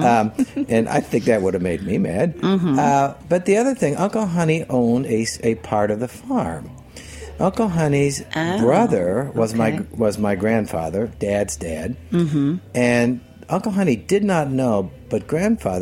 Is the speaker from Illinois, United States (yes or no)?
yes; Southern Illinois, United States; moved away; we go down to Southern Illinois to visit them and do a book reading down there for my local, my hometown.